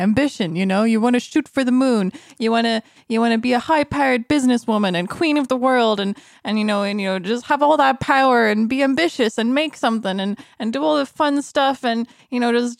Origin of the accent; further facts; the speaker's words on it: Ireland; Whereas me growing up in Ireland, I mean, that never happened.